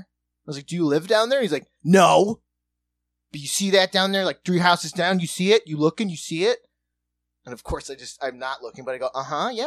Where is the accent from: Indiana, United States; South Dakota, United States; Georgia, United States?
South Dakota, United States; moved away; I'm from South Dakota